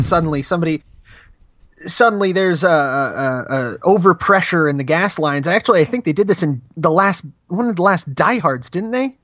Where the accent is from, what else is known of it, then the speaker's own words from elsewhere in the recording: New Jersey, United States; now in Arizona, United States; Was actually born and raised in Jersey